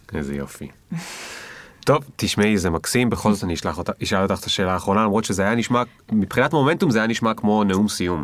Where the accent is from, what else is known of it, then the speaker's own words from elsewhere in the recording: the Krayot, Haifa District, Israel; גדלתי בקריות, טיפסתי על עצים כל היום